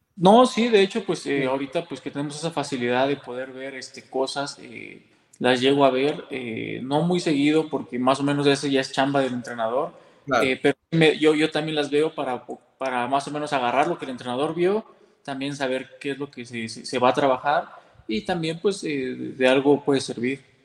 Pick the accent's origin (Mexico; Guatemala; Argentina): Mexico; yo como mexicano